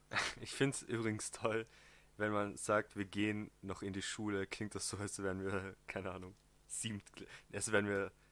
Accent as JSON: {"language": "German", "region": "southern Austria", "country": "Austria", "said": "Vielleicht kommt manchmal ein Dialekt durch oder ein Akzent, je nachdem. Ähm, wir kommen aus dem Süden von Österreich."}